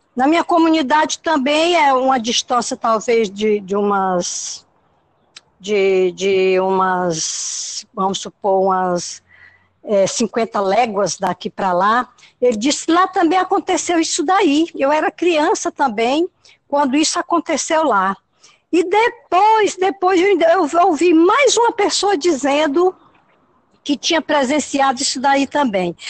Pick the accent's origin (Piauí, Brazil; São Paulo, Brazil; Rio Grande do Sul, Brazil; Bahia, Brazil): Piauí, Brazil; Luís Correia; now in Parnaíba, Brazil; Isso foi na comunidade Brandão, município de Luiz Correia. Lá é minha terra natal.